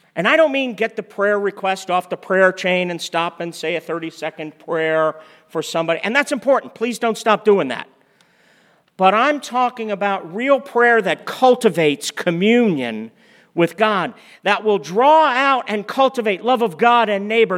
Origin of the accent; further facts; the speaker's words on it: United States; as American Christians